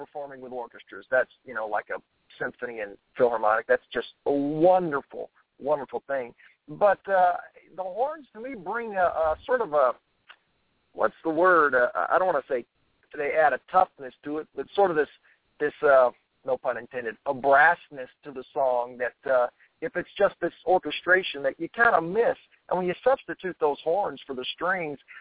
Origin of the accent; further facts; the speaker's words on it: South Louisiana, United States; my influence is growing up in South Louisiana.